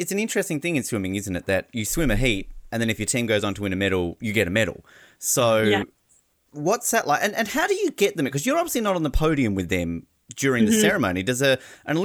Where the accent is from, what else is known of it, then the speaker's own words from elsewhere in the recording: Australia; as an Australian